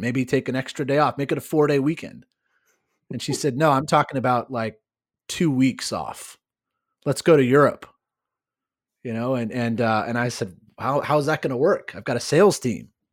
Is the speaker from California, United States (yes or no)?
yes; California, United States; I I uh, am born and raised in California